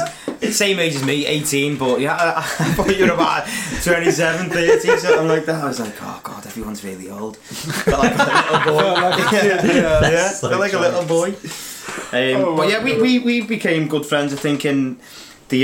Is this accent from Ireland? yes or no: no; the Wirral, Merseyside, North West England, United Kingdom; now in Liverpool, United Kingdom; the north is where I grew up